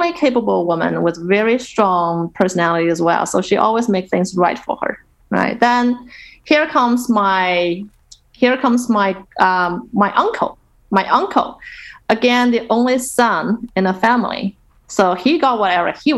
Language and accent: English; Nanjing, Jiangsu, China; Nanjing, which is her hometown and also my hometown